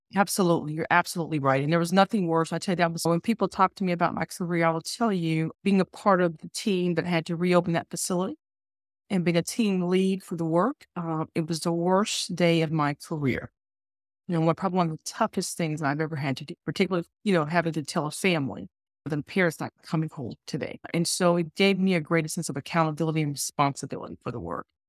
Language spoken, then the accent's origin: English; Alabama, United States; I grew up in South, in the South, I grew up in Alabama, a, in the Bible Belt